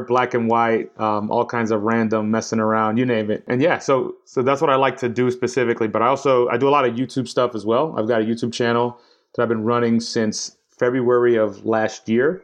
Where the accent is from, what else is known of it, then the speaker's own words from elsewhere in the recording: New York City, New York, United States; now in London, United Kingdom; I'm from New York City. I'm from uptown Washington Heights, uh, where all the Dominicans are at with my people